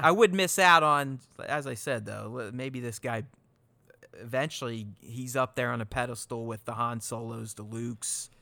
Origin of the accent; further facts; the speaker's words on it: Pittsburgh, Pennsylvania, United States; I grew up in Pittsburgh, too